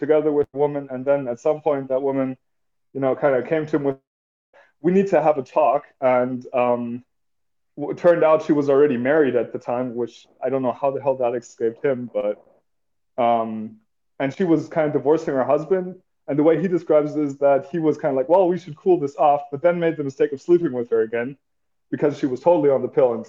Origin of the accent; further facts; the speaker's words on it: Germany; I'm from Germany